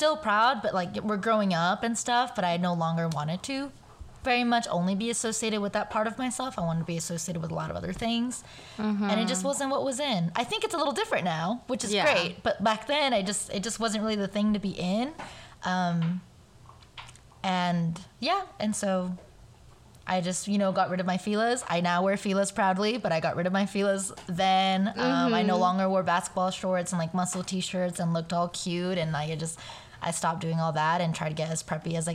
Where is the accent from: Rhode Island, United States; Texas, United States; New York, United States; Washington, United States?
Texas, United States; Round Rock; also born or lived in El Paso, Texas / Juarez, Mexico; the middle school that I grew up in Round Rock